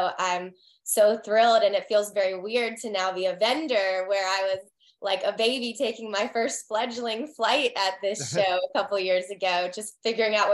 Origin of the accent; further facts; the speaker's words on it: the Carolinas, United States; moved away as an adult; also born or lived in Texas; now in Raleigh, United States; I'm from the Carolinas.